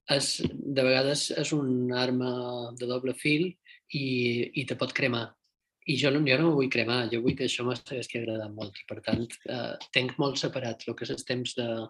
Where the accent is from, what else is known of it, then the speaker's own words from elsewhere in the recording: Mallorca, Balearic Islands, Spain; also born or lived in Madrid; now in El Puerto de Santa María, Spain; som mallorquí i suposadament som de Silla de la Calma